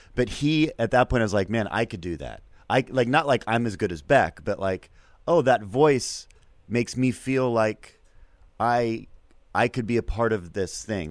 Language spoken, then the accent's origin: English; Seattle, Washington, United States; I'm born in seventy-nine and I'm from Seattle.